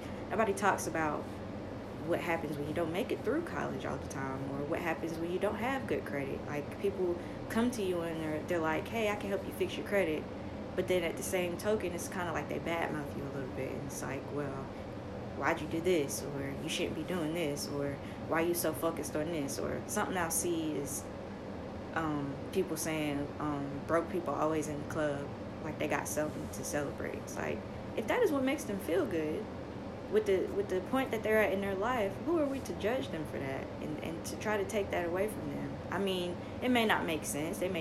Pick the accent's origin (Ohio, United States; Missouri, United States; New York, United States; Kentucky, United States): New York, United States; New York City; I am from the projects. I am from Marcy